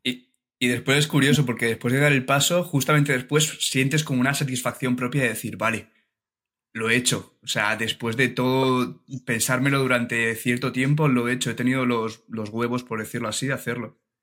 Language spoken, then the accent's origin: Spanish; Alicante, Valencian Community, Spain; yo soy de Alicante y estuve varios años eh, haciendo vela en un club, en un club de vela allí de Alicante